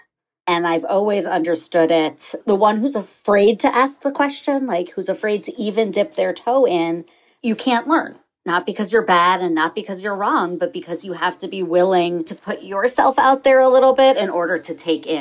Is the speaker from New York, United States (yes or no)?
yes; New York, United States; I grew up on the Upper East Side of New York